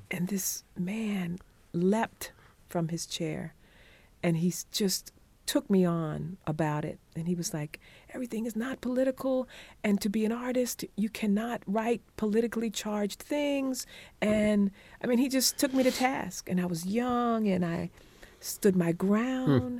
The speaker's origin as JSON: {"language": "English", "town": "Conway", "region": "South Carolina", "country": "United States", "tie": "born or raised there", "said": "I was born in Conway, South Carolina, half a mile from the Atlantic Ocean."}